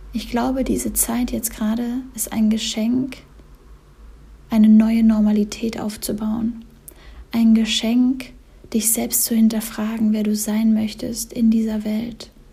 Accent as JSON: {"language": "German", "town": "Cologne", "region": "North Rhine-Westphalia", "country": "Germany", "tie": "born or raised there", "also_born_or_lived": "Berlin / Bali", "moved": "yes", "said": "ich bin jetzt gerade in Köln, in meiner Heimat, in meiner ersten Heimat"}